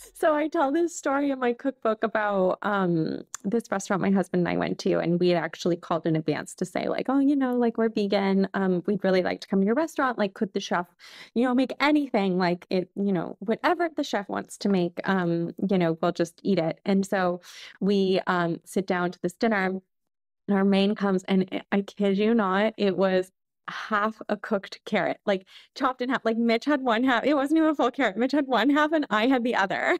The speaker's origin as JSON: {"language": "English", "country": "Canada", "also_born_or_lived": "Lyon, France", "moved": "as an adult", "said": "I'm Canadian, but I'm living here"}